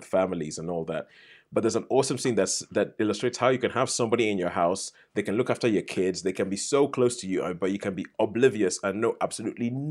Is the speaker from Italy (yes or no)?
no; Nigeria; moved away; I grew up in Nigeria